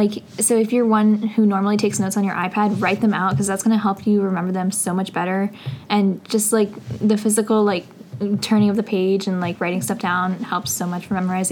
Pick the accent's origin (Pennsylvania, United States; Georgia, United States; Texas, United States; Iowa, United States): Pennsylvania, United States; Allentown; I'm from Allentown, Pennsylvania, and I'm a junior